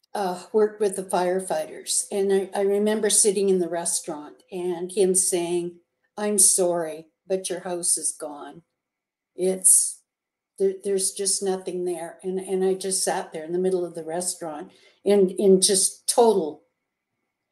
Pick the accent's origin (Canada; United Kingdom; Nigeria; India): Canada; now in United States; I'm a Canadian, and I wasn't allowed to go home to see my mother, who was sick up in Canada